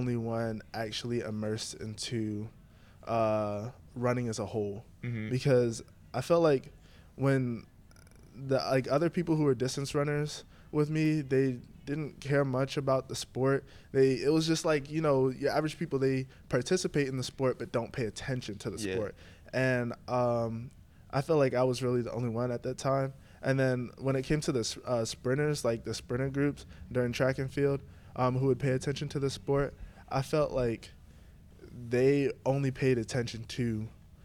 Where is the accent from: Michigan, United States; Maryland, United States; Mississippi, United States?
Maryland, United States; Baltimore; I'm from Baltimore